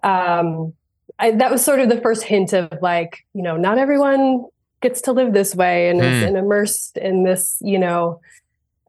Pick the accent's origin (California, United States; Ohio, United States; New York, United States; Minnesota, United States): New York, United States; Finger Lakes region of; also born or lived in Vermont; we had a lot of waterfalls around the area where I grew up in the Finger Lakes region of New York.